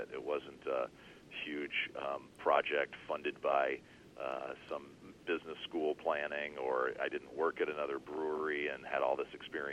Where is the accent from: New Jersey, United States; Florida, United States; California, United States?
California, United States; Northern; moved away as an adult; also born or lived in New Orleans; I'm from Northern California